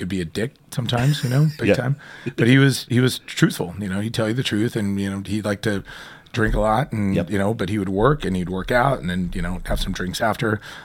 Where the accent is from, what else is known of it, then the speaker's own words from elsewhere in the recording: Lakeside, California, United States; we were raised out in Lakeside